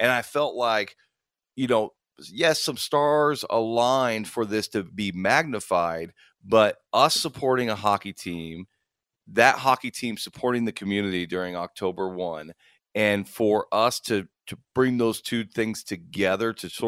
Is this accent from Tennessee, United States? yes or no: no; Las Vegas, Nevada, United States; born or raised there